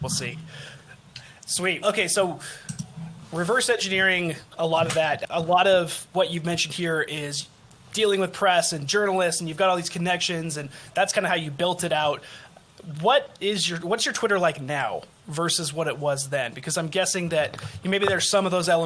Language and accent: English; Utah, United States; I'm from Utah